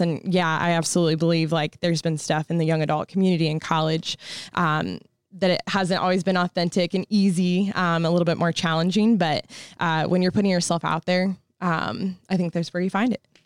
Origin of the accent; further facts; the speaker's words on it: Peoria, Illinois, United States; also born or lived in North Carolina; I'm from Peoria, Illinois